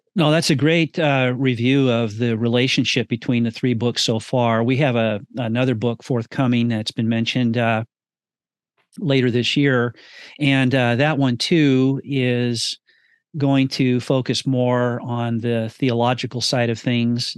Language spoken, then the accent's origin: English; California, United States; Redding, California, my home state